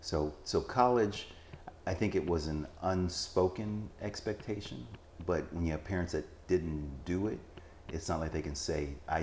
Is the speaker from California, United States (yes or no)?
yes; Los Angeles, California, United States; moved away as an adult; also born or lived in Texas / Germany / Maryland; So I was born in Los Angeles, California.